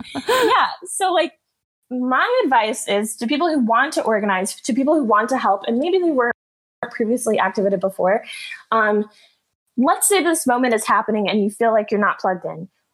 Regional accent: North Georgia, United States; also born or lived in Michigan; I'm from North Georgia

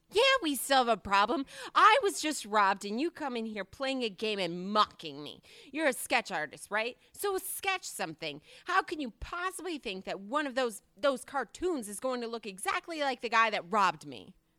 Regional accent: Minnesota, United States; moved away; I grew up in Minnesota

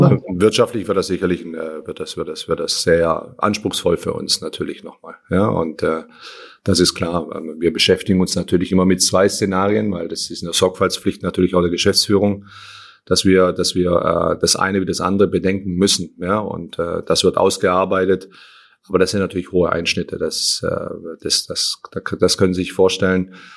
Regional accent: Berlin, Germany

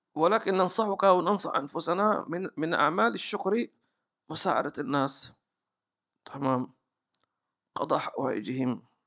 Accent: Hadhramaut, Yemen; عندنا في حضرموت

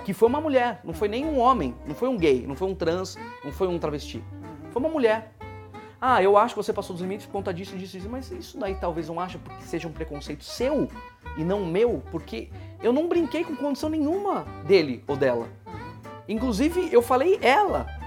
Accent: Atibaia, São Paulo, Brazil; now in São Paulo, Brazil; eu nasci em Atibaia e eu estudei teatro lá, e é uma cidade interior

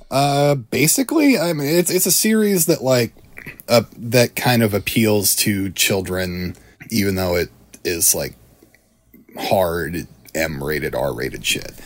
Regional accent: Iowa, United States; the famous Iowa boy. I'm from Iowa

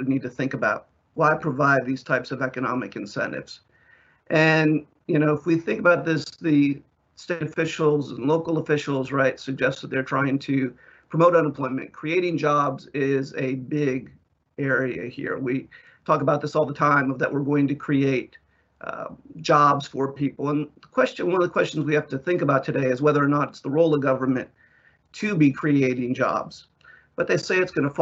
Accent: South Carolina, United States; In my home state of South Carolina, where I am

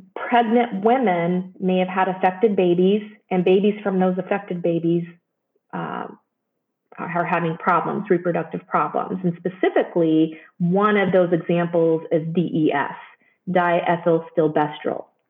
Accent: Joplin, Missouri, United States; moved away as an adult; also born or lived in Chicago / San Antonio / Palo Alto / Dayton, Ohio; now in Cincinnati, United States; I grew up in Missouri, southwestern Missouri, in a town called Joplin.

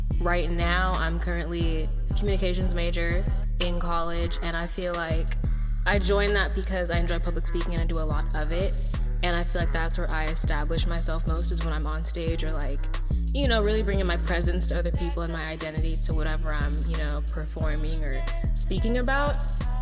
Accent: San Leandro, California, United States; I'm from San Leandro, California.

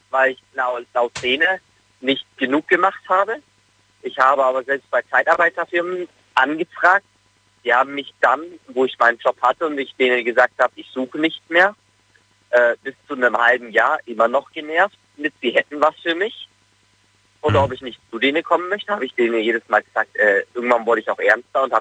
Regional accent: Munich, Bavaria, Germany; wie du ja schon gesagt hast, ich komme aus München

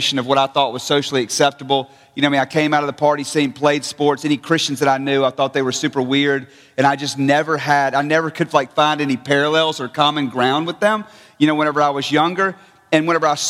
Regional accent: North Mississippi, United States; moved away as an adult; I was raised in North Mississippi

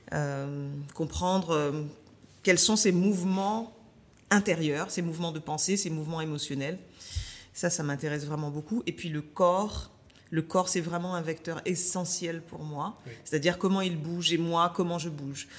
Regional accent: Paris suburbs, Île-de-France, France; also born or lived in Martinique; j'étais une jeune martiniquaise qui a grandi en banlieue parisienne

